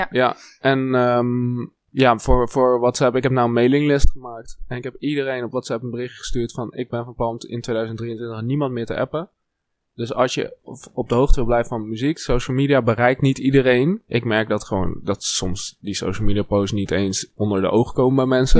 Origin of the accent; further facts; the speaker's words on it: Wageningen, Gelderland, Netherlands; ik kom uit Wageningen, dat is heel lokaal